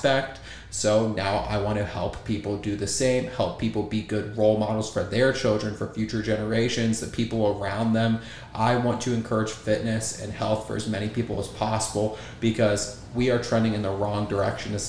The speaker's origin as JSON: {"language": "English", "town": "Goshen", "region": "Ohio", "country": "United States", "tie": "born or raised there", "said": "So I am from Ohio, a little town, Goshen, out of Cincinnati, Ohio, southern Ohio. And growing up there"}